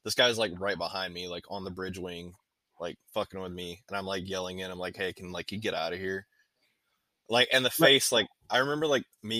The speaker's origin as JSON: {"language": "English", "region": "North Carolina", "country": "United States", "moved": "as an adult", "said": "I'm from a town of 240 people back in North Carolina"}